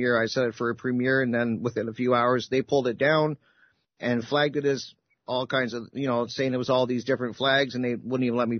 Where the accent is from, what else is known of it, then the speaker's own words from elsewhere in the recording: Canada; I'm Canadian